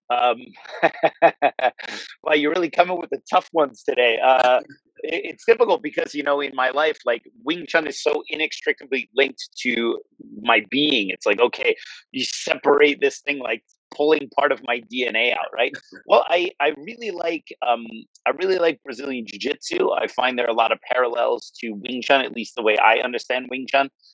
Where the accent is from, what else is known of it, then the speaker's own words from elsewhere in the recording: New Jersey, United States; I grew up in New Jersey, so I'm kind of an East Coast guy